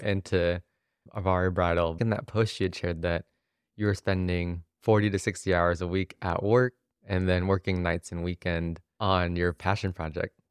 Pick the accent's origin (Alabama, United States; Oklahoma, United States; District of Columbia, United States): Oklahoma, United States; Oklahoma City; my hometown, Oklahoma City